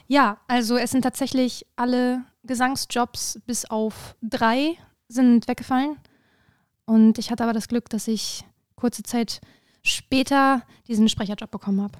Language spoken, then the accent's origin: German; Hanover, Lower Saxony, Germany; moved away; ich äh, komme ursprünglich aus Hannover